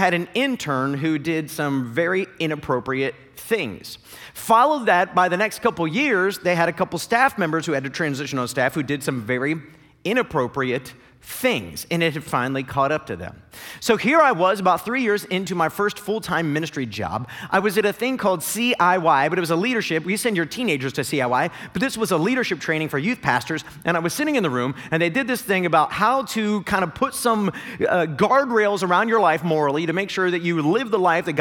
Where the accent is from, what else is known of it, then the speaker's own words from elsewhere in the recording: Northeast Ohio, United States; moved away; I grew up in Northeast Ohio.